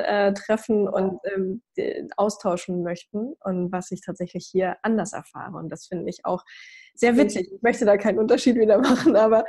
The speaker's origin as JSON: {"language": "German", "region": "Brandenburg", "country": "Germany", "tie": "born or raised there", "said": "ich komme aus dem Osten, ich komme aus Brandenburg"}